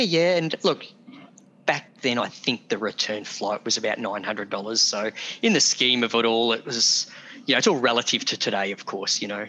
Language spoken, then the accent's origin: English; Geelong, Victoria, Australia; I grew up in Geelong, Victoria